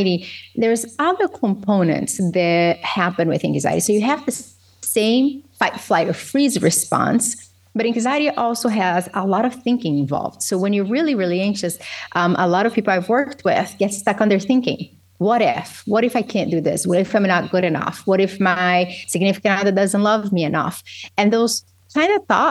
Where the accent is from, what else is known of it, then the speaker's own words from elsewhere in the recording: Governador Valadares, Minas Gerais, Brazil; English is a second language; moved away as an adult; also born or lived in Belo Horizonte / North Tonawanda, New York; now in United States; So I moved from Governador Valadares to Belo Horizonte